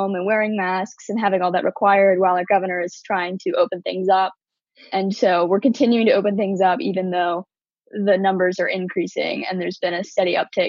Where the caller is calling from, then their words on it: Dallas, Texas, United States; I'm calling from Dallas, Texas.